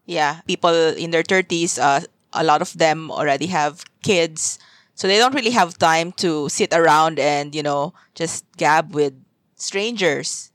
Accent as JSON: {"language": "English", "town": "Zamboanga", "region": "Zamboanga Peninsula", "country": "Philippines", "tie": "born or raised there", "also_born_or_lived": "Manila / Singapore", "moved": "as an adult", "said": "I left my hometown, Zamboanga, and then I also left Manila to move to Singapore"}